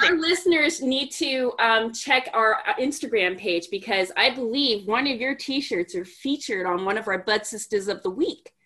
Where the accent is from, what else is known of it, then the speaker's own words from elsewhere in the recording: Montreal, Quebec, Canada; moved away as an adult; where I'm born and raised. I lived there for the first 21 years of my life as well